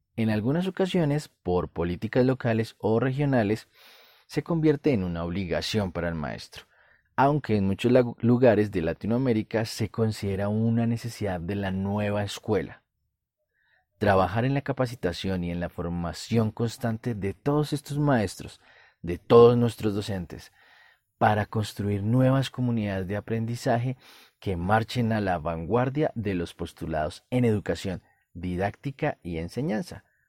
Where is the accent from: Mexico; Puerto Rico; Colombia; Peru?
Colombia; En mi país, Colombia